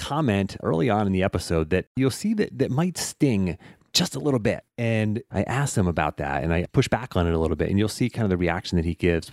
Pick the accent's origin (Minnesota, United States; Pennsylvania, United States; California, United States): Pennsylvania, United States; Pittsburgh; I called it pop growing up too, by the way. So I'm from Pittsburgh